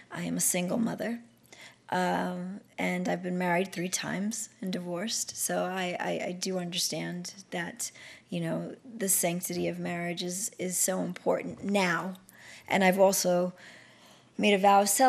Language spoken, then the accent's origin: English; New York City, New York, United States; I come from the South Bronx. I come from 2 drug-addicted parents.